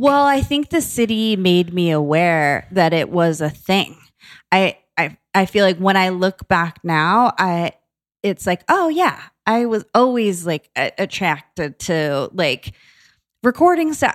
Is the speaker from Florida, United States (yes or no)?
yes; Boca Raton, Florida, United States; moved away as an adult; also born or lived in New York / Atlanta / San Diego; now in Los Angeles, United States; I was born in New York, but I grew up in South Florida in Boca Raton, and I was there like, all through high